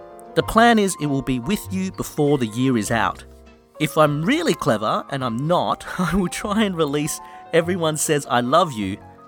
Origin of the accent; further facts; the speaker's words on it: Australia; also born or lived in London; Look, I'm in Australia and I grew up in Australia, but I lived in London for many years and it's just a mix of various English things.